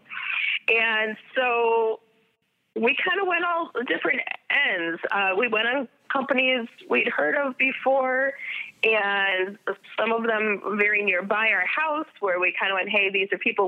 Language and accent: English; Midwest, United States; I'm just Midwesterner.